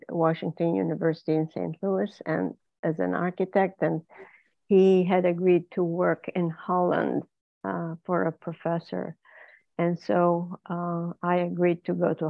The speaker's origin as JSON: {"language": "English", "town": "Izmir", "region": "İzmir", "country": "Turkey", "tie": "born or raised there", "also_born_or_lived": "Netherlands / Israel / Kansas City, United States", "first_language": "Ladino", "second_language": "English", "moved": "as an adult", "lives_now": "Dallas, United States", "said": "I was born and raised in Izmir, Turkey"}